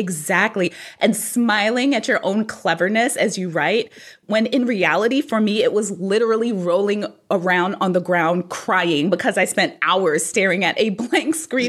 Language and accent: English; New York City, New York, United States; I grew up in New York City